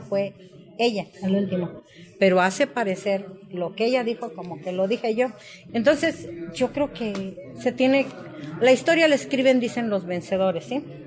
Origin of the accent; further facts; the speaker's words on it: Tlaltizapán de Zapata, Morelos, Mexico; Yo soy de Tlaltizapán de Zapata, donde estaba el cuartel general del general Emiliano Zapata, a dos cuadras de mi casa, de donde yo me crié